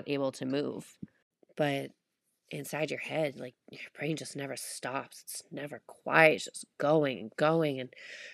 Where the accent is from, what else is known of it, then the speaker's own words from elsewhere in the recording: South Shore of Massachusetts, United States; I'm from the South Shore of Mass, so big sports guys over here.